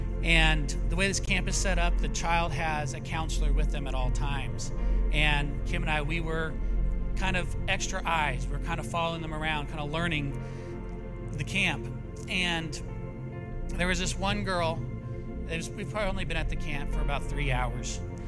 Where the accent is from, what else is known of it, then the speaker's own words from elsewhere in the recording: Italy; also born or lived in United States; I grew up in Italy. I went back to the United States.